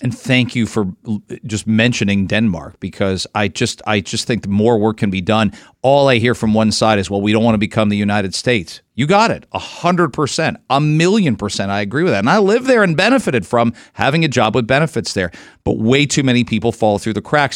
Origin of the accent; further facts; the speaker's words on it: London, Ontario, Canada; now in Toronto, Canada; I grew up in London, and London is, that's a liberal city still